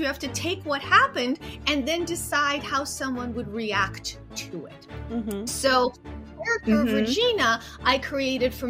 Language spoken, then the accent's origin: English; Odesa, Odesa Oblast, Ukraine; also born or lived in Soviet Union; now in United States; I was born in Odessa, USSR